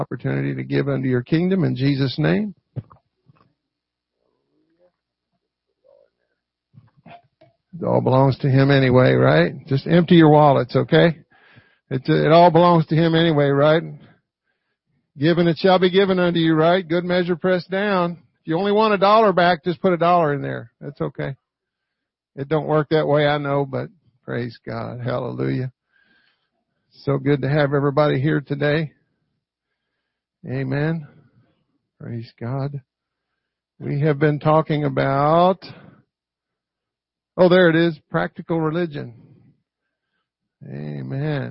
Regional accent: Louisville, Kentucky, United States; in my hometown, Louisville, Kentucky

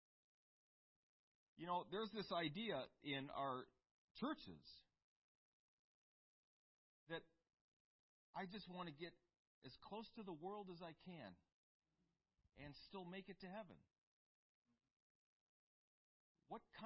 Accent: United States; for us in the United States, for the sole reason that we grew up on the Constitution

